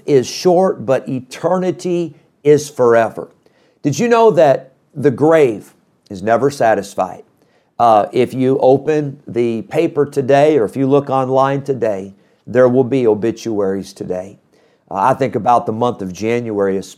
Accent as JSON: {"language": "English", "region": "Midwest", "country": "United States", "tie": "born or raised there", "said": "growing up in the Midwest"}